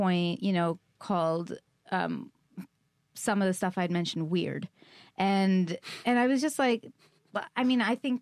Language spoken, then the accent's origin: English; Canada; moved away; I'm from Canada